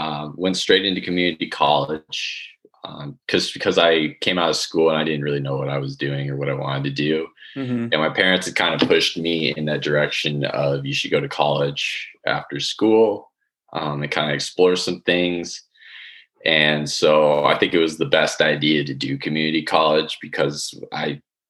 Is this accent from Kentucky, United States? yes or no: no; Chandler, Arizona, United States; I'm here from Chandler, Arizona